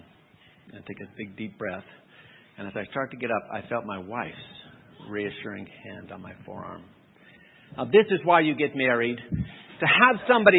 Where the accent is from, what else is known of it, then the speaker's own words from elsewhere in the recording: California, United States; I grew up in California